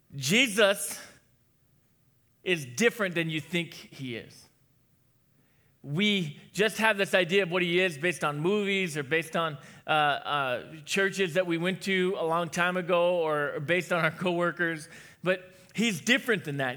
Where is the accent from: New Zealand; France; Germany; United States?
United States; New Hampshire; I was born in New Hampshire